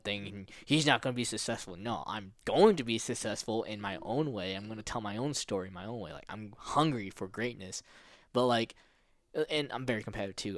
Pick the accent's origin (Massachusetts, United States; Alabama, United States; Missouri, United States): Missouri, United States; O'Fallon; also born or lived in Philippines; I grew up in Missouri and, in America